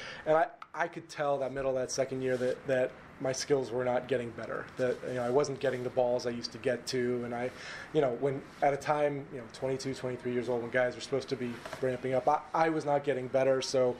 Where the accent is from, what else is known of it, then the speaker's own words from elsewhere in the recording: West Coast, United States; I grew up on the West Coast.